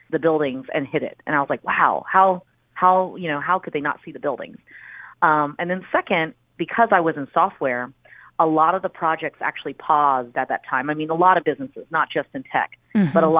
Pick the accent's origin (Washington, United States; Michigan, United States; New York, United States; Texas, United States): Texas, United States; Houston; also born or lived in College Station, Texas; now in Austin, United States; I actually grew up in Houston. So I was born outside of Houston in a small town called College Station, because that's where my dad went to the university.